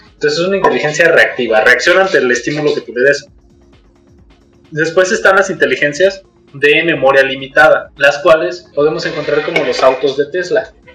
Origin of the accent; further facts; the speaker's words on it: Mexico; Como mexicanos